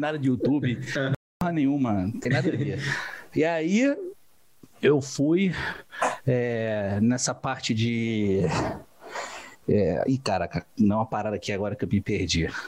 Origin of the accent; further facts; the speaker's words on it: Rio de Janeiro, Brazil; Sou do Rio de Janeiro